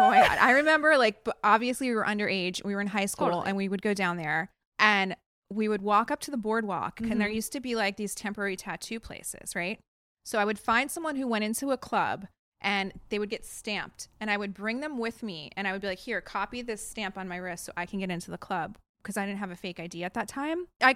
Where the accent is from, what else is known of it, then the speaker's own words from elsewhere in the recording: New Jersey, United States; I'm from North Jersey